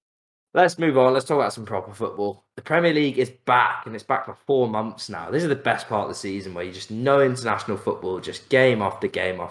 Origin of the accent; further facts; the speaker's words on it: England, United Kingdom; as an English person who's grown up, I've grown up watching a shambolic era of English international football.